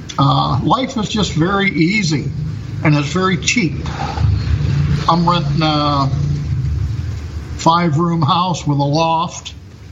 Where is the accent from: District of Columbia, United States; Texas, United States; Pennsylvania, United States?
Pennsylvania, United States; moved away as an adult; now in Vietnam; I'm from Pennsylvania